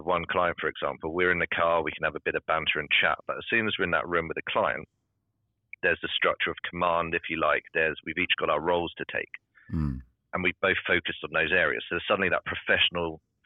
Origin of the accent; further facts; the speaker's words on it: United Kingdom; being British